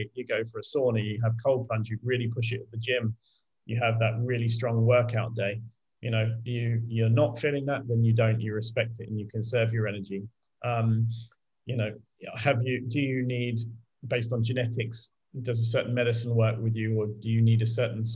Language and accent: English; United Kingdom; I'm British